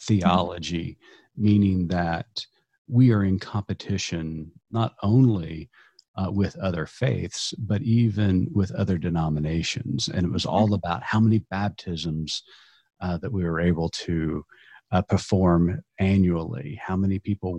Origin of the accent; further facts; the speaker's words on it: Eastern Oklahoma, United States; growing up in Eastern Oklahoma, I knew very few people outside of my own ecosystem